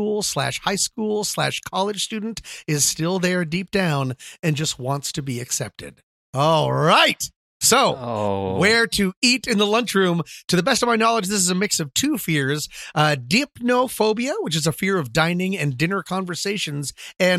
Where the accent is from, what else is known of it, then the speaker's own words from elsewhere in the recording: Colorado, United States; also born or lived in Washington, D.C.; when I moved to Colorado from Washington, D.C. in the 4th grade.